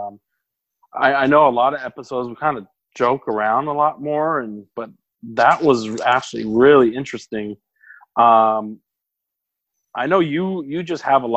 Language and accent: English; Bay Area, California, United States; I'm from the Bay Area.